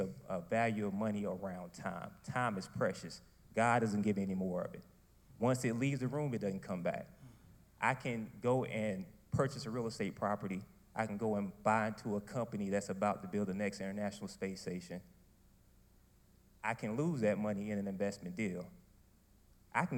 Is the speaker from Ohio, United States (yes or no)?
no; Wilson, North Carolina, United States; I'm originally from Wilson, North Carolina